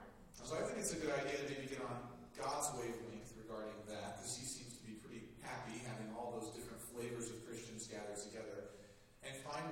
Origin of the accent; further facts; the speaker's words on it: northeast Texas, United States; also born or lived in Kentucky; now in Anchorage, United States; But we made it to Kentucky. We eventually came to Alaska. I grew up in northeast Texas, but while we were in Kentucky, I took an interview, an opportunity with the church that I'm at now.